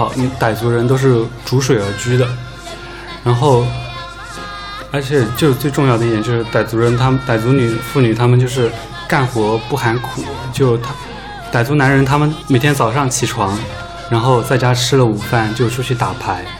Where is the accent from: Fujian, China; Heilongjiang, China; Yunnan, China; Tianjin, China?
Yunnan, China; 我是云南人，